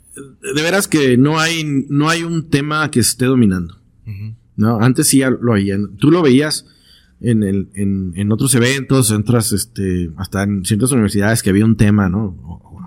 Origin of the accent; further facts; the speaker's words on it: Tijuana, Baja California, Mexico; also born or lived in London / San Diego; soy de Tijuana y estoy viviendo en Tijuana